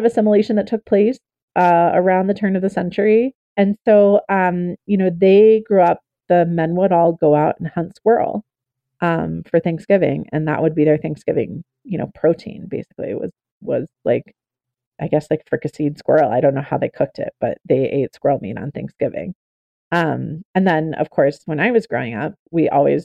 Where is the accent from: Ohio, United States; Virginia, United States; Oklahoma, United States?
Oklahoma, United States; I'm a member of the Choctaw Nation of Oklahoma. I grew up in Oklahoma.